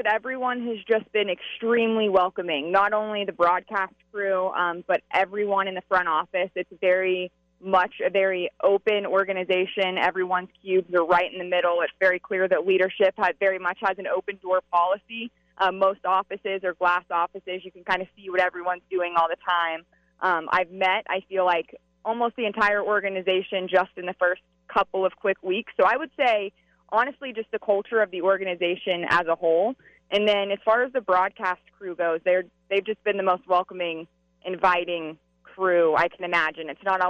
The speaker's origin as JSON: {"language": "English", "town": "St. Louis", "region": "Missouri", "country": "United States", "said": "I mean, I came from St. Louis, and that was an organization that literally waited 51 years."}